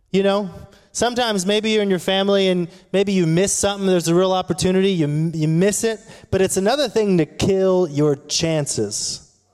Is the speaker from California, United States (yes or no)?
yes; South Orange County, California, United States; I grew up in South Orange County